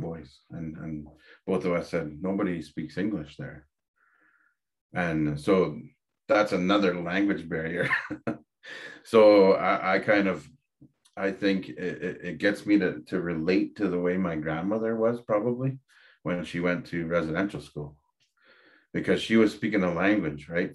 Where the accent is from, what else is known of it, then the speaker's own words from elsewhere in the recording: Dokis First Nation, Ontario, Canada; now in Medicine Hat, Canada; I come from Kikendot Island, which is Doki's First Nation in Ontario. And I reside in Medicine Hat now